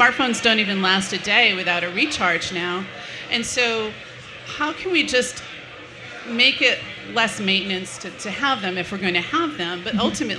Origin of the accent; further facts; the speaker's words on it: United States; and really had to give up art because I'm an American.